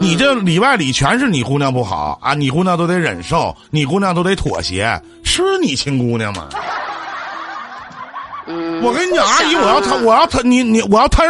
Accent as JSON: {"language": "Chinese", "region": "Northeast China", "country": "China", "accent": "Northeastern Mandarin", "said": "用我们东北话来讲"}